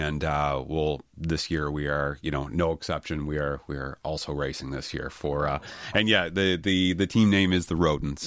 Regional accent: Halifax, Nova Scotia, Canada; I'm born and raised in Halifax, so I've been a Halifax boy my whole life.

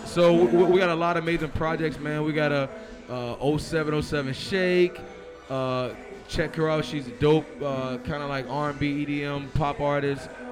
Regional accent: Richmond, Virginia, United States; I'm from Richmond, born and raised

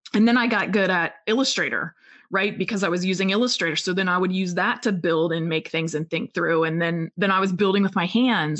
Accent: a small town in Pennsylvania, United States; moved away as an adult; also born or lived in Oregon; I was from Pen- a small town in Pennsylvania

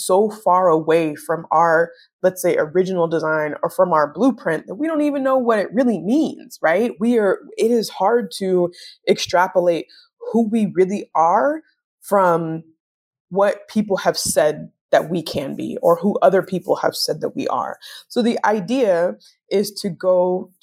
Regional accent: United States; as African American people

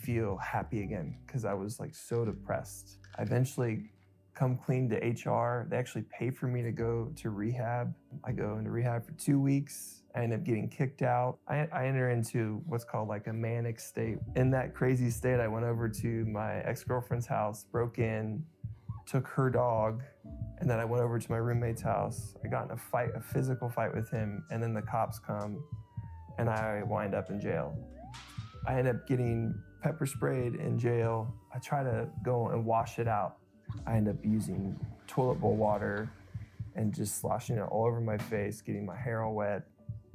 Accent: Springfield, Ohio, United States; I grew up in Springfield, Ohio

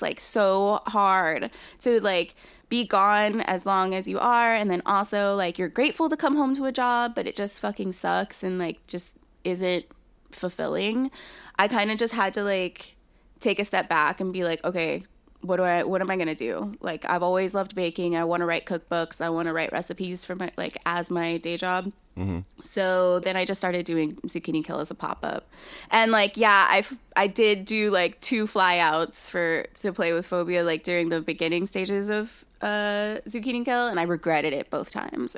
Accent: San Antonio, Texas, United States; born or raised there

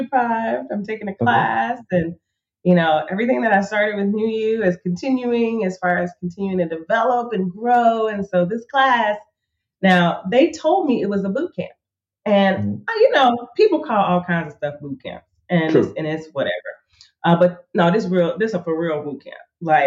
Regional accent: Chicago, Illinois, United States; now in Tulsa, United States; Born and raised in Chicago, south side of Chicago.

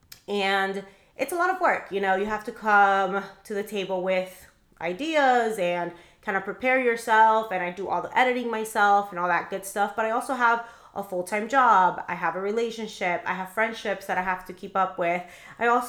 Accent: Miami, Florida, United States; I'm actually from Miami. I was raised in Miami

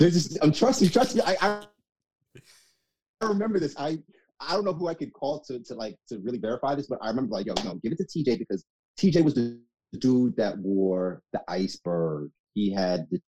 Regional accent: Mount Vernon, New York, United States; moved away as an adult; also born or lived in Jamaica; now in Washington, D.C., United States; we lived in Mount Vernon, which is where I grew up

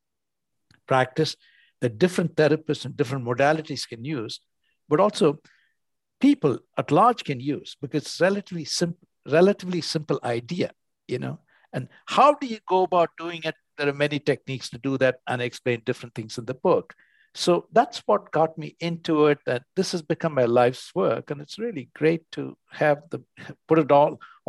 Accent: India; moved away; I grew up in India and I came to the West

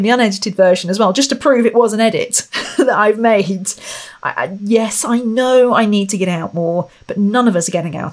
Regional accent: Royal Berkshire, South East England, United Kingdom; I come from Royal Berkshire.

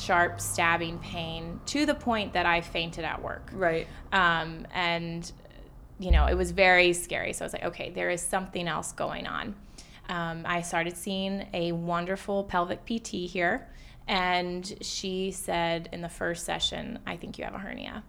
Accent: Atlanta, Georgia, United States; now in New York City, United States; so I live in New York City now, but I grew up in Atlanta

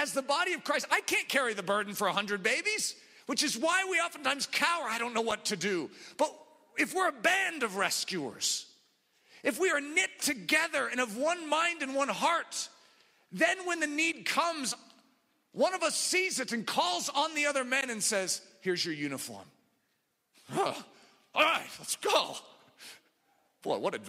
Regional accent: United States; I grew up in America

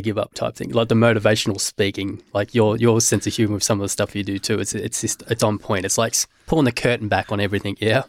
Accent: Australia; being Aus-, growing up in Australia

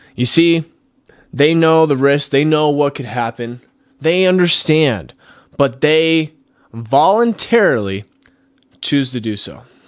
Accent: Colorado, United States; back here into my home state, Colorado

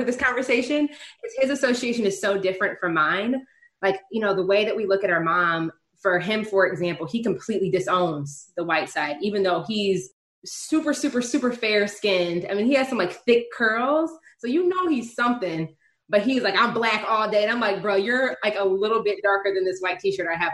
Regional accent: Detroit suburbs, Michigan, United States; I'm like Michigan, I'm from Detroit. But like even Detroit, like the racial dynamic here is like I grew up in the white suburb

